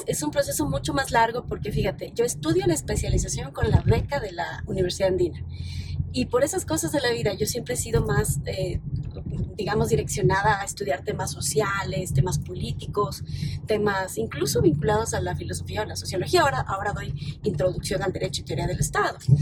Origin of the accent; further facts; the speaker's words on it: Quito, Pichincha, Ecuador; also born or lived in Lago Agrio (Nueva Loja), Sucumbíos; Y llegué a Quito cuando tenía 6 años